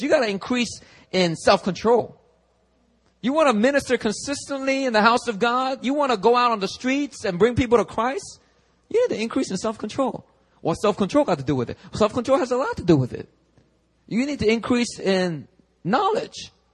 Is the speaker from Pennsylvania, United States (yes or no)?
yes; Philadelphia, Pennsylvania, United States; English is a second language; now in Seoul, South Korea; When I was growing up in Philly, I kid you not, true story. About fourth grade, all right, I was still learning English